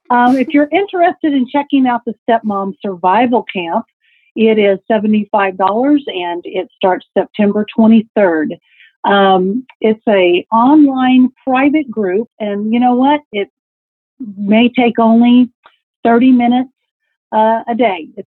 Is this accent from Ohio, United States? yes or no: no; Texas, United States; Yeah, you can sing. I'm you from Texas. Texas.